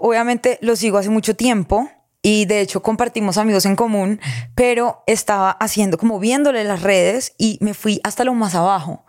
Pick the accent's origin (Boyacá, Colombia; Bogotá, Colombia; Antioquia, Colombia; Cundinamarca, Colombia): Cundinamarca, Colombia; Girardot; vengo de Girardot